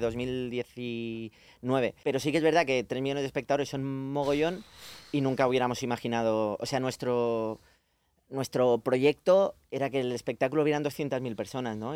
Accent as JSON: {"language": "Spanish", "town": "Badia del Vallès", "region": "Catalonia", "country": "Spain", "tie": "born or raised there", "said": "los que somos de allí"}